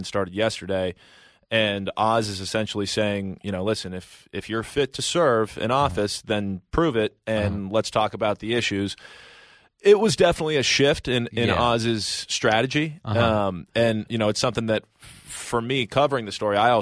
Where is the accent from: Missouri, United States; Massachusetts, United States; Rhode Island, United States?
Massachusetts, United States; Westborough; I grew up in Westboro, Massachusetts, about 45 minutes west of Boston